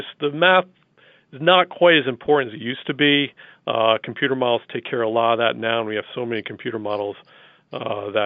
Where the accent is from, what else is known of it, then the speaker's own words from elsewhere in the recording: New England, United States; growing up in New England